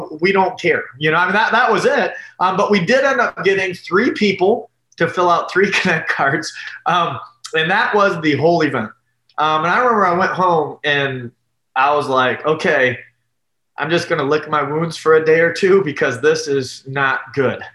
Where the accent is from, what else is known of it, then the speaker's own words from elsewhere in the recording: Detroit, Michigan, United States; also born or lived in Columbus, Ohio / Ann Arbor, Michigan; I grew up in the Detroit area, okay, just south of Detroit.